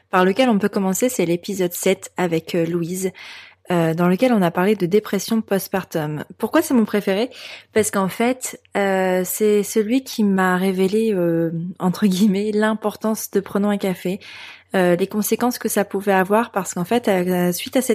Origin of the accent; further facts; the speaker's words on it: northern France, France; Euh, enfin, je viens du nord de la France